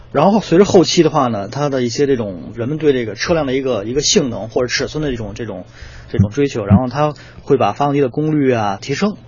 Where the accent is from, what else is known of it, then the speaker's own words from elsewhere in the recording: China; 我们中国人喜欢按面子嘛